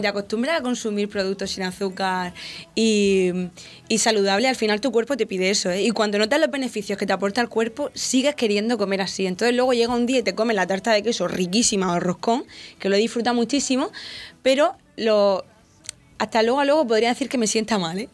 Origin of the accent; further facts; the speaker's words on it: Santomera, Region of Murcia, Spain; aquí en mi pueblo